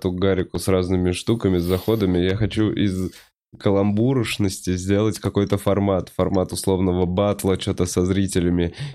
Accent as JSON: {"language": "Russian", "town": "Saratov", "region": "Saratov Oblast", "country": "Russia", "said": "Я из Саратова"}